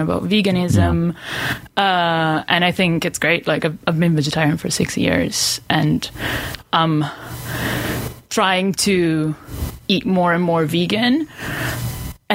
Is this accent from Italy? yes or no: yes; Italy; now in Aberdeen, United Kingdom; I'm from Italy originally.